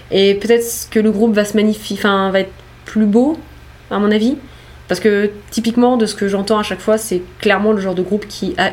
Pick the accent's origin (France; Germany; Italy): Italy; Oui, c'est mon groupe en fait, je suis italienne et du coup j'ai créé un groupe.